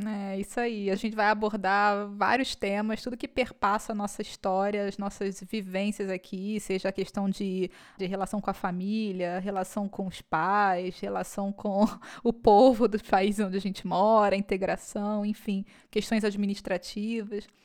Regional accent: Rio de Janeiro, Brazil; first language Portuguese; moved away as an adult; sou nascida e criada no subúrbio do Rio de Janeiro

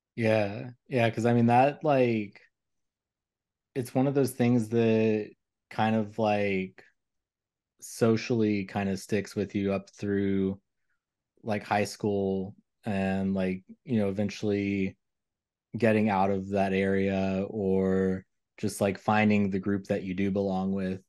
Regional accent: Kentucky, United States; growing up in Kentucky

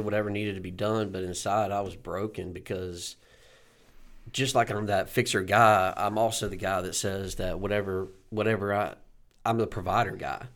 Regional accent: Boiling Springs, South Carolina, United States; I'm from Bowling Springs, South Carolina, here in Spartanburg

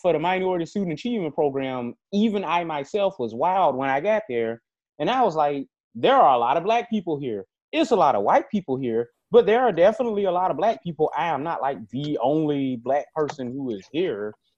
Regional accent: Greenville, Mississippi, United States; this is my hometown

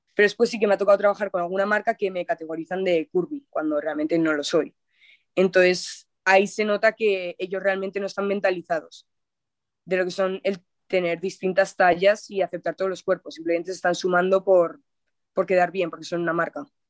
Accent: Zaragoza, Aragon, Spain; en mi ciudad natal, en Zaragoza

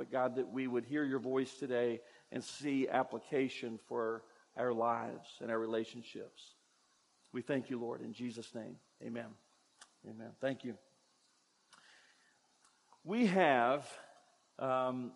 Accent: Kentucky, United States; where I grew up in Kentucky, I went to church

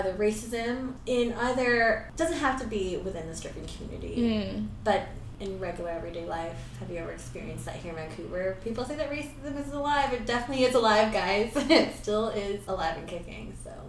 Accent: Philippines; he loves getting dance from us, because I think it's because we're Filipino.

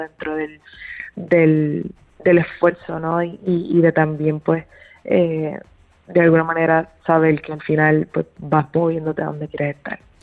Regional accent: Puerto Rico; moved away as an adult; also born or lived in New York City, United States; now in Los Angeles, United States; desde que me mudé a la ciudad de Nueva York regresé a Puerto Rico

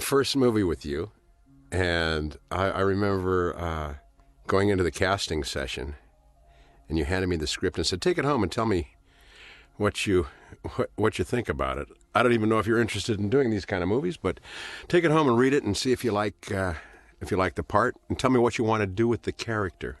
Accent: Los Angeles, California, United States; Born in Hollywood, Hollywood Presbyterian Hospital

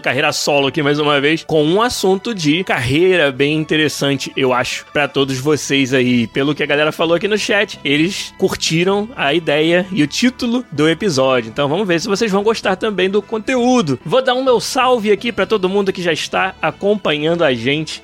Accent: Niterói, Rio de Janeiro, Brazil; Eu sou lá de Niterói

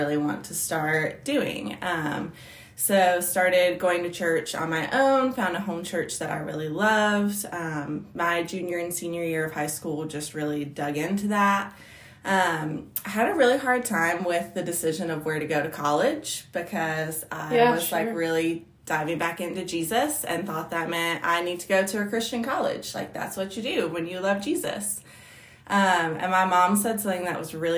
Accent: Southwest Virginia, United States; I grew up in Southwest Virginia, about an hour from where I am now.

